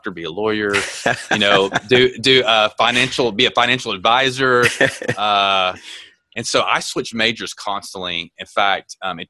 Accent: Texas, United States; I grew up in Texas

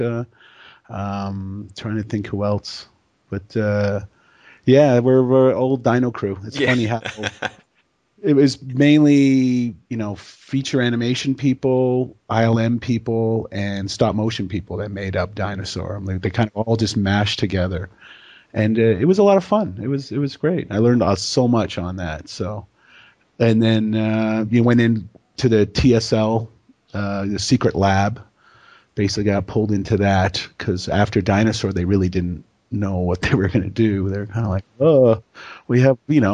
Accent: Toronto, Ontario, Canada; I'm born and raised in Toronto, Canada.

